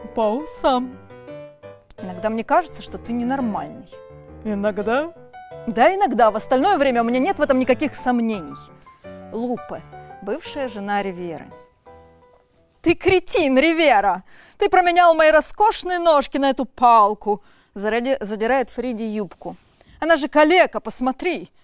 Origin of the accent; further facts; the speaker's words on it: Omsk, Omsk Oblast, Russia; я из Омска